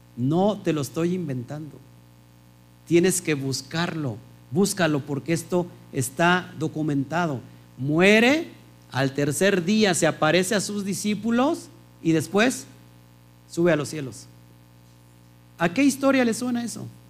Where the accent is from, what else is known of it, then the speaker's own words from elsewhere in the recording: Mexico; en México tenemos leyes